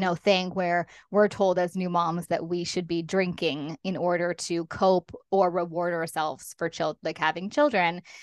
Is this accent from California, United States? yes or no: yes; Los Angeles, California, United States; moved away as an adult; now in London, United Kingdom; I live in London, as you said, um, but I'm originally from Los Angeles. I've been over here for fifteen years.